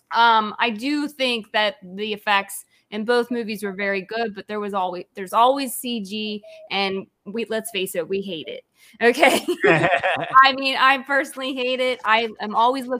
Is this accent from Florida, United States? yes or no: no; Pittsburgh, Pennsylvania, United States; moved away; I'm originally from Pittsburgh, which is, you know, George Romero. That's where he's always filmed Night of the Living Dead, Dawn of the Dead. I grew up right down the street from where Day of the Dead was filmed